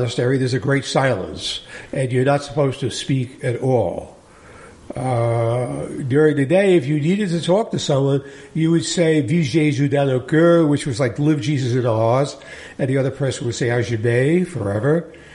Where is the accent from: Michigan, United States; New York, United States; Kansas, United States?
New York, United States; New York City; moved away as an adult; I grew up in Staten Island, New York. I lived there for the first 18 years of my life